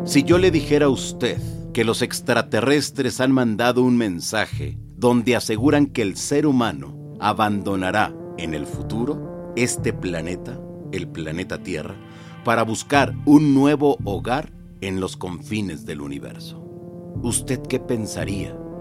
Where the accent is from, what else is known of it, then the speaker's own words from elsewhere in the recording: Peru; moved away; empezó mi país de origen en Perú